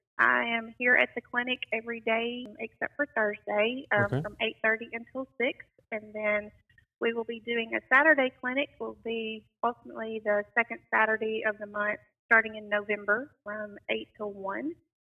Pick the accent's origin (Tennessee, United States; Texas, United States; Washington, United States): Tennessee, United States; Halls; I am born and raised here in Lauderdale County. I graduated from Halls High School in 1995. Lived here my whole life. So it's been a pleasure to be able to come back home to my hometown